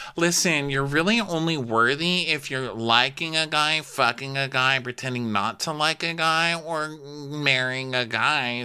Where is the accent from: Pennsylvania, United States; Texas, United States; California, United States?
Texas, United States; I grew up in Texas, you know, and, like, I grew up on a street where you go outside and you set off the fireworks